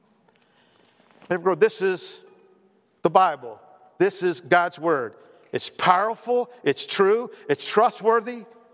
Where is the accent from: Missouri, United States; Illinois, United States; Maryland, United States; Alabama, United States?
Maryland, United States; Baltimore; moved away as an adult; I grew up in Baltimore